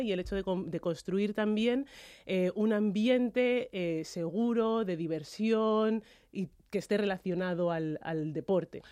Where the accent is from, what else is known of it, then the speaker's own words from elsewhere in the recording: Madrid, Community of Madrid, Spain; nacido y me he criado en España